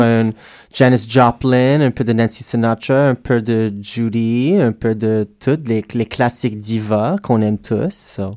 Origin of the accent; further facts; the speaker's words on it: Edmonton, Alberta, Canada; moved away; je viens d'Edmonton, Alberta, et on a une culture vraiment forte de drag, de cabaret, de théâtre là-bas